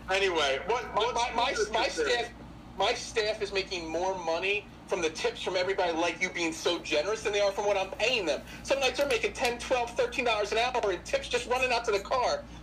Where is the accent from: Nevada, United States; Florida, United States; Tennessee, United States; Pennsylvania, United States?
Pennsylvania, United States; you know I'm from Southern Chester County you know I have a pizza shop.